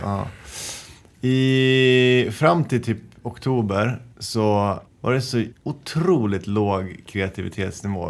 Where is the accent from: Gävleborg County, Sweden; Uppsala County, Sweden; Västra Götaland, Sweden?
Gävleborg County, Sweden; Njutånger; jag växte upp i Njutånger som ligger söder om Hudiksvall, Hälsingland, tre timmar från Stockholm